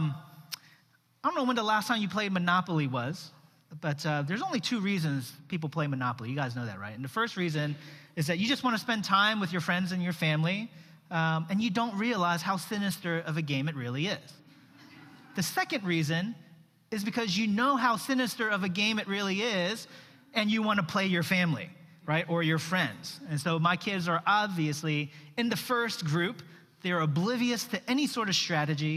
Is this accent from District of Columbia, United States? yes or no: yes; Washington, District of Columbia, United States; moved away as an adult; born in the States. My parents immigrated from South Korea in the early 70s, and I've only known the U.S. as home and the D.C. area prior to 1999, which is when I moved down here for college